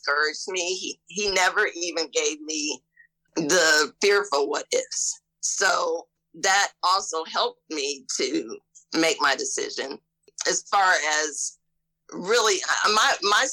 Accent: Ohio, United States; now in Mississippi, United States; I'm from Ohio and I'm coming to Mississippi

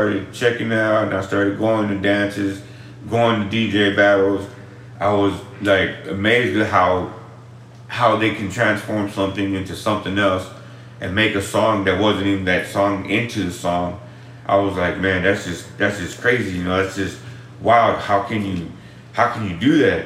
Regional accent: Austin, Texas, United States; I grew up in the east side of Austin

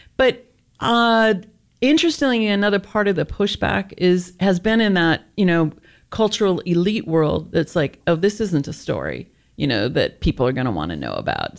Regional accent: Los Angeles, California, United States; I'm from Los Angeles.

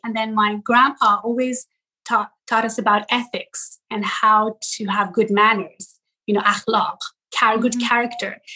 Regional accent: Tehran, Tehran Province, Iran; moved away; also born or lived in Ystad, Sweden; I was born in Tehran, Iran.

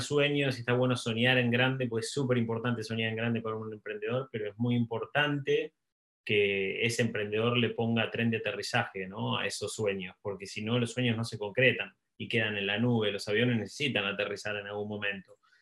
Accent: Argentina; also born or lived in Buenos Aires / United States; soy, soy argentino, vivo, vivo entre Buenos Aires y, Estados Unidos

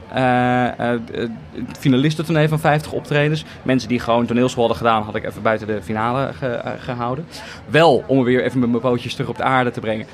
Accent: The Hague, South Holland, Netherlands; ik kom uit Den Haag eigenlijk. En ik mhm. heb heel lang toneelcursussen gedaan bij het Korenhuis. Dat is een soort cultureel cursuscentrum

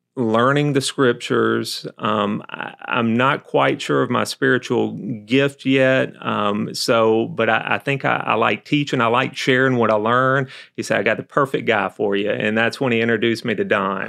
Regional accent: Albany, Georgia, United States; accent: southern; moved away; born and raised in Albany, Georgia, went to, um, school there, undergrad there

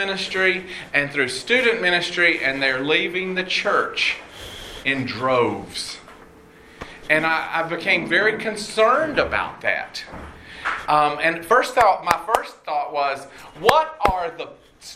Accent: College Park, Georgia, United States; moved away as an adult; now in Houston, United States; I grew up in Atlanta, well, actually College Park. I'm a Southside kid

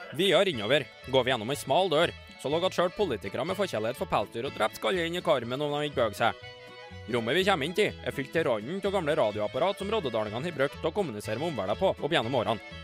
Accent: Trøndelag, Norway; moved away; hjemme i Nord-Trøndelag, der jeg er født og oppvokst

